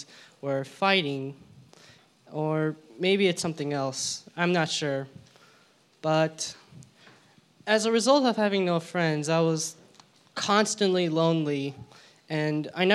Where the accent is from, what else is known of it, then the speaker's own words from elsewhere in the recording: California, United States; also born or lived in Georgia / La Crescenta, California; although I was born in Georgia, I moved to California when I was 2 years old